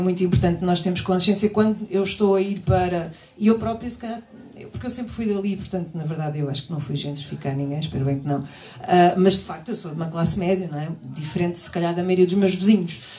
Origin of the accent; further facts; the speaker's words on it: Queluz, Lisbon, Portugal; Eu sou do subúrbio, sou de Queluz